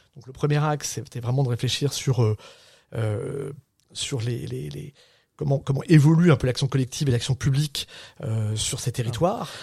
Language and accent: French; Saint-Brieuc, Brittany, France; moved away as an adult; also born or lived in Paris / Rennes; moi je suis un Breton. et je viens de Saint-Brieuc, Côte d'Armor, une petite ville industrielle en crise euh, dans, une espèce d'HLM